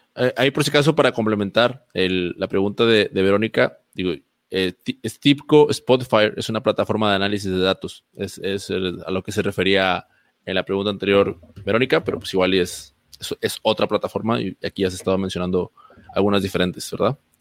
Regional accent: Mexico; como mexicanos

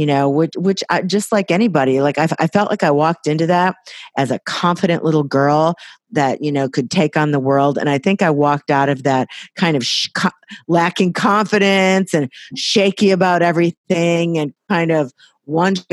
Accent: Waukegan, Illinois, United States; also born or lived in Los Angeles, United States; now in Napa Valley, United States; grew up in Waukegan, Illinois, right in the heartland of America

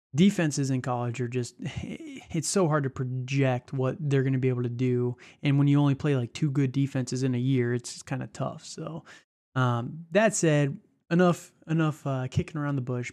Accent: outside of Chicago, Illinois, United States; I grew up outside of Chicago.

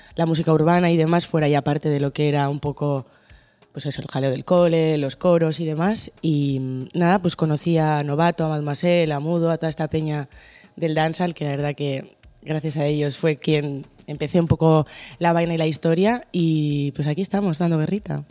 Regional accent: Bilbao, Basque Country, Spain; soy de Bilbo

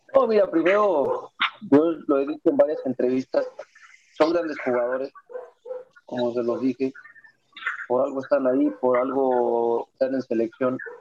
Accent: Mexico; now in Guadalajara, Mexico; todos somos mexicanos

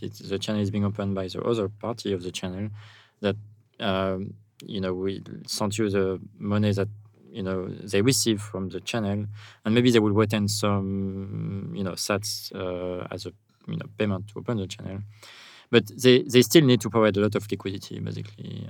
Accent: France; accent: French; English is a second language; also born or lived in United States; now in El Zonte, El Salvador; with my accent, I'm I'm a French guy

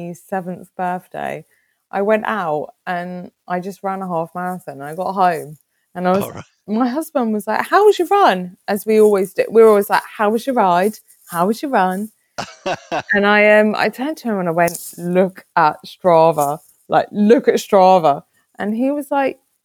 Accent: Kent, South East England, United Kingdom; now in Jersey; I'm from Kent

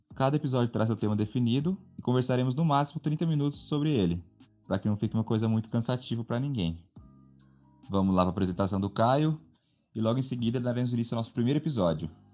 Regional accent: São José dos Campos, São Paulo, Brazil; Sou de São José dos Campos

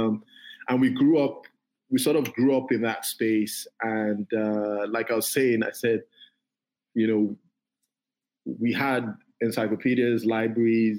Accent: Ife, Osun, Nigeria; also born or lived in Davis, California; we grew up in Ife. Ife is a small town.

